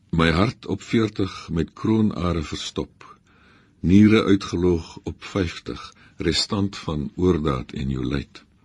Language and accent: Afrikaans; Namibia; Ek kom uit Namibië